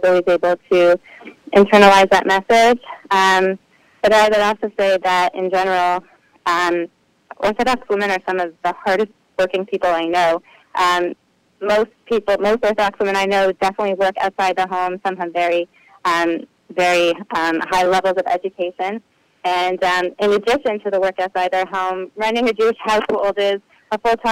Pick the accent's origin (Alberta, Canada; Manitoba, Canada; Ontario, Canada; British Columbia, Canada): Ontario, Canada; Ottawa; now in New Jersey, United States; I grew up in Ottawa, Canada